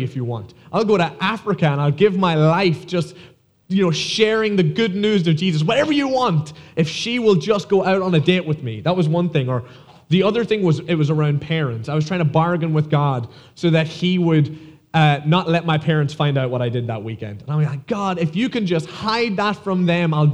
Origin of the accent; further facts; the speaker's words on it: Ireland; moved away as an adult; now in United States; as you can tell from my accent, I'm not from here, I am from Ireland